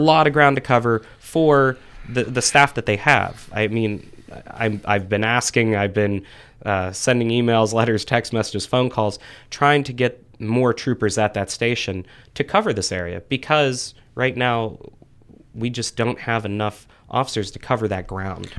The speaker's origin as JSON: {"language": "English", "town": "Frenchville", "region": "Pennsylvania", "country": "United States", "tie": "born or raised there", "also_born_or_lived": "Pittsburgh", "said": "I'm originally from the Frenchville area, so northeast part of Clearfield County. Went to Clearfield High School"}